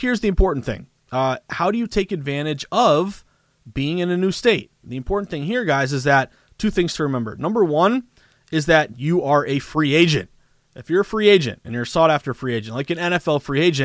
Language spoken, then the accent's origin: English; the Berkshires, Western Massachusetts, United States; moved away as an adult; also born or lived in Vermont / Boston, Massachusetts; I was born and raised in Western Mass in the Berkshires